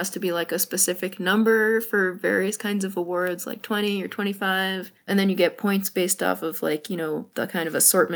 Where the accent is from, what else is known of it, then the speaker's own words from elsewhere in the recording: Connecticut, United States; moved away; I grew up in Connecticut, so not too far from y'all